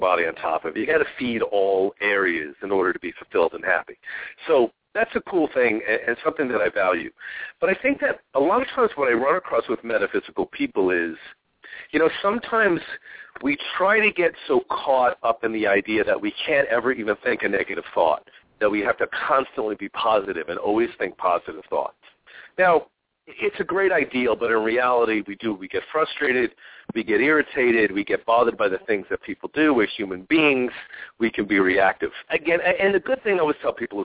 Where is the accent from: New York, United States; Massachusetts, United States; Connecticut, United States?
New York, United States; Long Island; now in Phoenix, United States; when I grew up on Long Island, we got rain a lot.